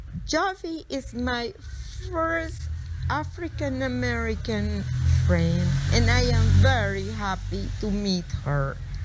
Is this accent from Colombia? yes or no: yes; Medellin, Antioquia, Colombia; now in New York, United States; I am from Medellin, Colombia, 67, and I live in New York.